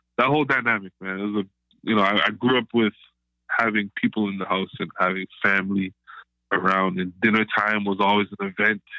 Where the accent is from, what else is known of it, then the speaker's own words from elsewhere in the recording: Canada; I am Canadian-Jamaican, so first-generation Canadian